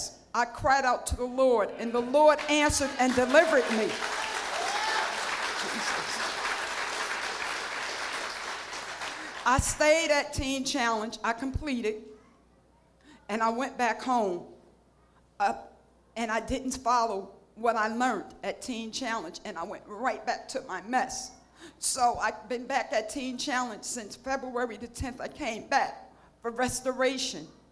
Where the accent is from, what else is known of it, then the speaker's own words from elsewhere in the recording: New Jersey, United States; I'm from New Jersey